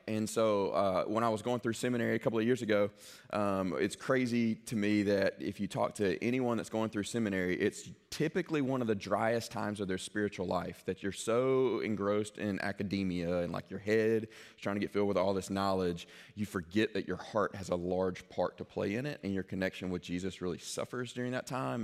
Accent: Mississippi, United States; I grew up in Uport, Mississippi

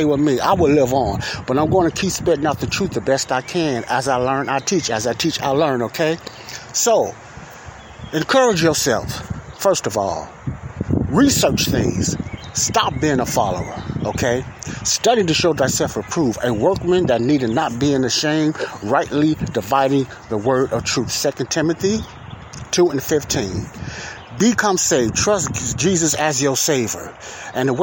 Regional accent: United States; I'm an American. I'm born in America

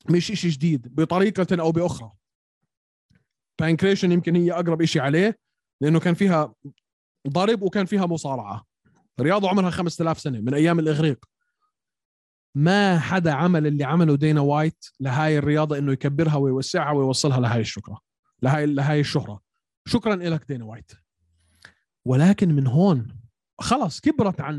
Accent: Syria; انا سوري

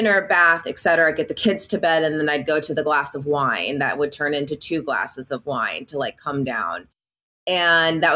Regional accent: Illinois, United States; I'm born and raised in the Midwest. I'm from Illinois. I grew up on a very small town, it's like 800 people

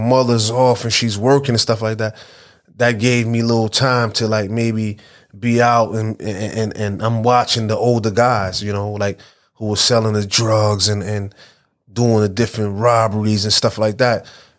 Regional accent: Brooklyn, New York, United States; I'm from Flatbush. I'm from East 31st. I'm from the whole Vanderbilt area. Mm-hmm. And I grew up there, went to school there, PS 269, the main building annex, you know, went to Walt Whitman, went to Erasmus. So I am Flatbush.

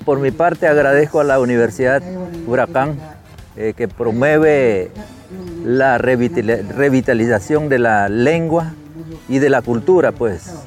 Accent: Nicaragua; first language Mayangna; Spanish is a second language; como indígenas que somos este, en Nicaragua

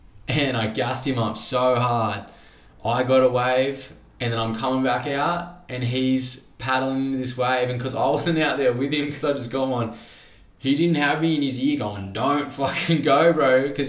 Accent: Sydney, New South Wales, Australia; we grew up booging together around Maruba Reefs

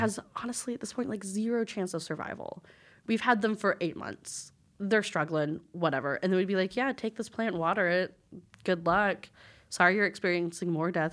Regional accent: Lubbock, Texas, United States; moved away as an adult; now in Dallas, United States; my first job when I moved to Dallas, 'cause I'm from Lubbock

